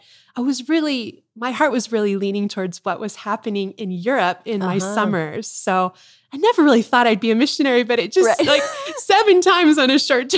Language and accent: English; Tucson, Arizona, United States; So I grew up in Tucson, Arizona. We're here now and grew up on a golf course.